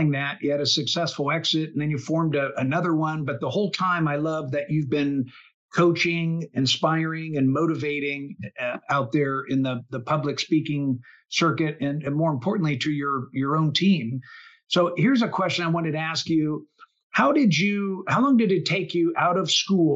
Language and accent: English; Midwest, United States; now in Omaha, United States; We've got a lot of similarities in our background from, growing up in the Midwest